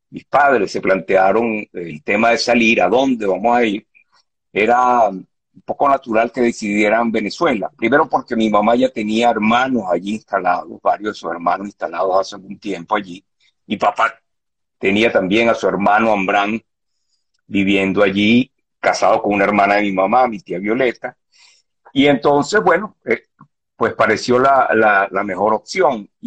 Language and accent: Spanish; Tangier, Tanger-Tetouan-Al Hoceima, Morocco; born there; mis padres nacieron en Tetuán, y mi hermana y yo nacimos en Tánger porque mi papá eh, se fue a vivir a Tánger porque ahí montó un negocio